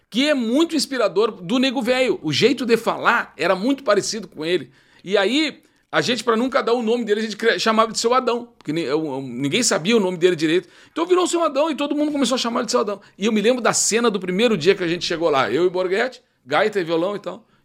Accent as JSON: {"language": "Portuguese", "town": "Uruguaiana", "region": "Rio Grande do Sul", "country": "Brazil", "said": "ah Grande, eu sou de Uruguaiana"}